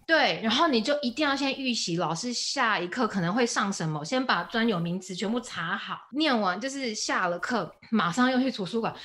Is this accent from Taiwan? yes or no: yes; Taiwan; moved away; 我是 from Taiwan